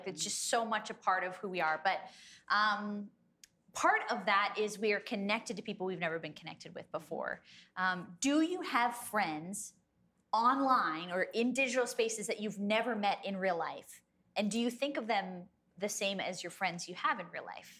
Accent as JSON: {"language": "English", "country": "Canada", "said": "we're Canadian."}